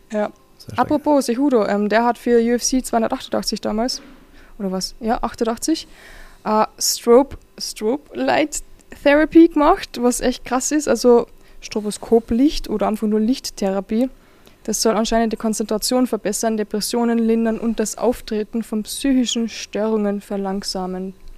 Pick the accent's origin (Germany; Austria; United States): Austria; Carinthia; ich komme aus Kärnten